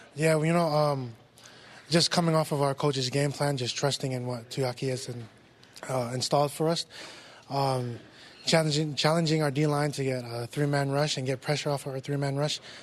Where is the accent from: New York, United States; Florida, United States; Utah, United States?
Utah, United States; West Valley City